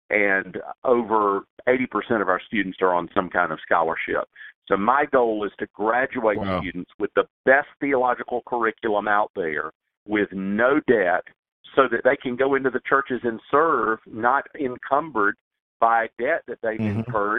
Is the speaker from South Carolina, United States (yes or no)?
yes; Greenville, South Carolina, United States; I mean, I grew up in Greenville, South Carolina, and as you know, there are more Baptists than people in Greenville, South Carolina.